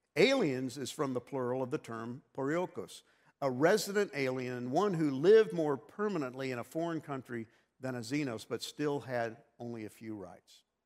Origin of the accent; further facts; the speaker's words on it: New York, United States; moved away; also born or lived in Texas; growing up in New York